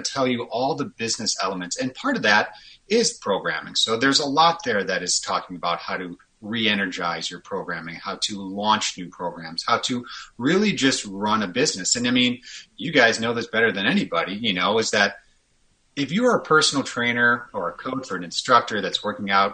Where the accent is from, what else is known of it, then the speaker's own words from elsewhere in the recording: Chicago, Illinois, United States; moved away as an adult; also born or lived in Kansas / California; now in Minneapolis, United States; I'm born and raised a Chicagoan, lived in Chicago for a little over 30 years